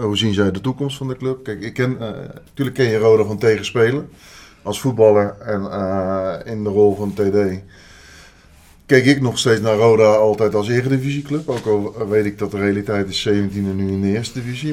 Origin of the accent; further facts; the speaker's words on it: Leiden, South Holland, Netherlands; ik kom uit Leiden